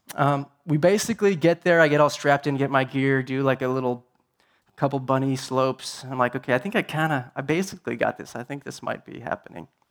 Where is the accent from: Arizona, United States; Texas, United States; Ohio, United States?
Arizona, United States; Tucson; I'm from Tucson